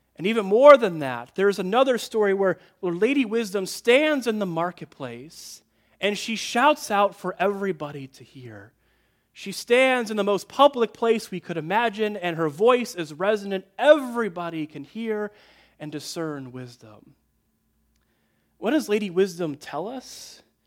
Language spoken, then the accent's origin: English; Midwest, United States; I grew up in the Midwest